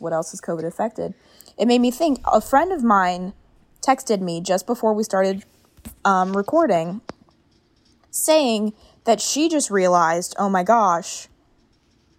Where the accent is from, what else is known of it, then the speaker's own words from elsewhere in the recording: New York City, New York, United States; moved away; also born or lived in Cary, North Carolina; Growing up in New York City